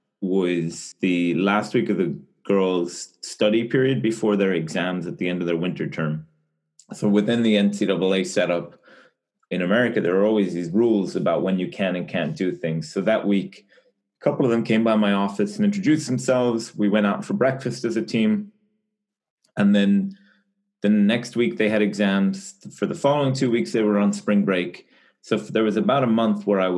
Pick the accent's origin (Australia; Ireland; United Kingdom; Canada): Ireland; moved away as an adult; now in United States; I'm originally from Ireland, but I've been living in the US since 2013